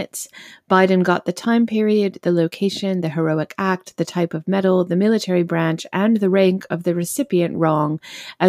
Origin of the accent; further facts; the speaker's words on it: Massachusetts, United States; Massachusetts, my home state